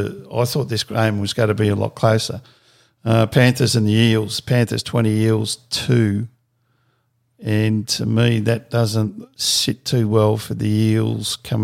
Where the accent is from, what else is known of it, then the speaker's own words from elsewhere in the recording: Victoria, Australia; Growing up in Victoria